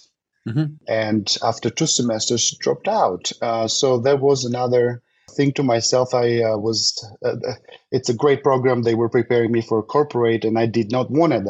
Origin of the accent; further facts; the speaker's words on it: Albania; English is a second language; moved away as an adult; also born or lived in Germany / Czech Republic; now in Frisco, United States; I come from Albania originated